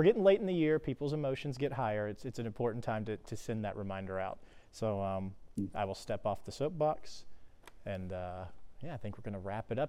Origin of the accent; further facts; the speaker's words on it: Haughton, Louisiana, United States; I know I'm from Houghton, just the same as you're from Parkway.